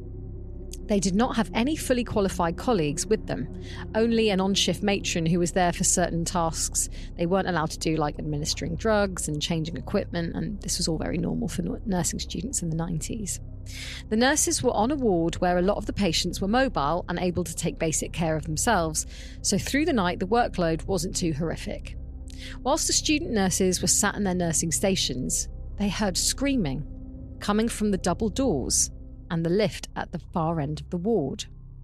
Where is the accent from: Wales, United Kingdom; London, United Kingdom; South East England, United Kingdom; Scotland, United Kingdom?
Wales, United Kingdom; Mumbles; I'm ready for Creep of the Week, and I'm from the Mumbles, so let's go.